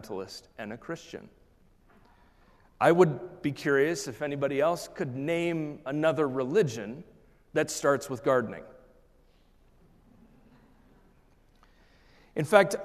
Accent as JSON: {"language": "English", "region": "Oregon", "country": "United States", "tie": "born or raised there", "said": "And I was raised in the Pacific Northwest. I was raised in Oregon."}